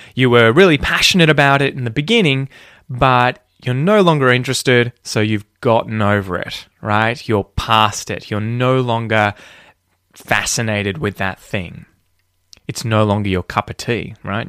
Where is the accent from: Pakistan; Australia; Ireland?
Australia; speak like a fair dinkum Aussie